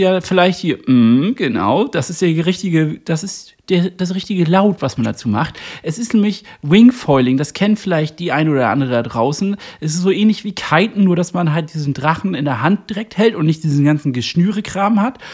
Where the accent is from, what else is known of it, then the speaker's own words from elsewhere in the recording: Northern Germany, Germany; als Norddeutscher